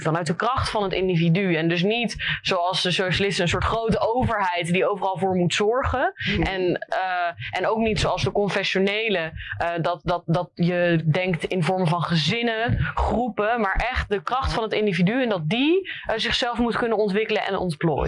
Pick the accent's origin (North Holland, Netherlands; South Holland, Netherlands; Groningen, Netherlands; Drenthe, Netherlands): South Holland, Netherlands; Rotterdam; also born or lived in Leiden; ik kom oorspronkelijk uit Rotterdam. Heb hier ook op theaterschool gezeten van Hofplein, middelbare school